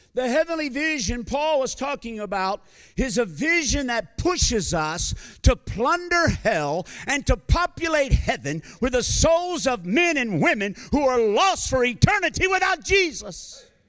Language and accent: English; United States; accent: American; also born or lived in Malawi; now in Zambia; my American accent